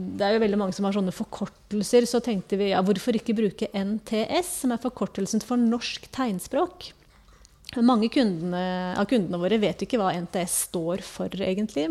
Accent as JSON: {"language": "Norwegian", "town": "Kristiansund", "region": "Møre og Romsdal", "country": "Norway", "also_born_or_lived": "Trondheim / Oslo / Bergen / Ål, Hallingdal", "moved": "as an adult", "lives_now": "Sandefjord, Norway", "said": "Egentlig så er jeg fra Kristiansund"}